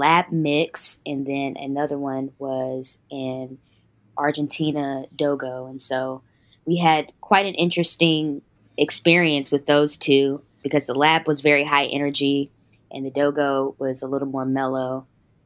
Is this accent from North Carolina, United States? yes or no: yes; Greensboro, North Carolina, United States; moved away as an adult; now in Atlanta, United States; I'm originally from a small town called Greensboro, North Carolina.